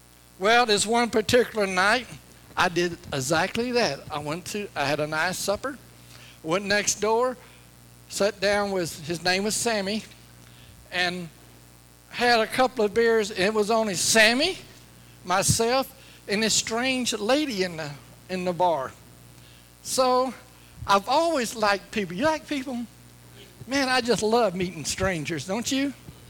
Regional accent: Louisiana, United States; But I grew up in Northwest Louisiana, and I had a good life. Dirt poor.

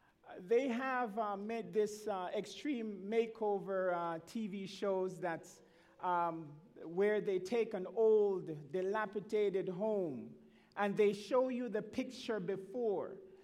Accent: Montreal, Quebec, Canada; when I was a young man growing up in Montreal, the north end of Montreal, attending the Norwood Seventh-day Adventist Church.

